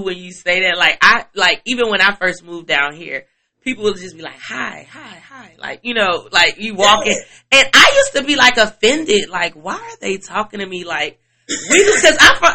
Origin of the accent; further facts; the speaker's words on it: Chicago, Illinois, United States; now in Atlanta, United States; I'm from Chicago